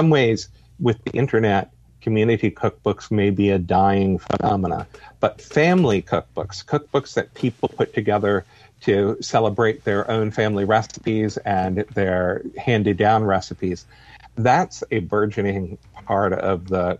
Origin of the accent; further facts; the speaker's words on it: New Hampshire, United States; now in Mississippi, United States; I'm a northerner from New Hampshire myself originally